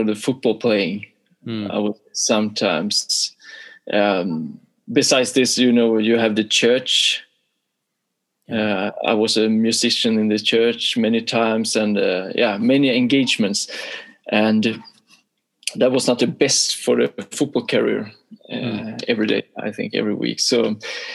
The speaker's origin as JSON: {"language": "English", "country": "Sweden", "tie": "born or raised there", "also_born_or_lived": "Boden, Sweden", "said": "it was 6 years in the first club in my hometown, and then it was another 6 years in Boden, another club up in the north of Sweden"}